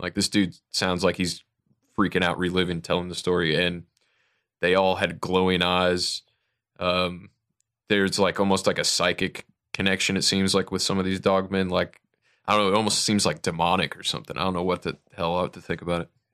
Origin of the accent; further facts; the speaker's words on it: Toledo, Ohio, United States; moved away; I'm from Toledo originally, so I've been through Ohio a lot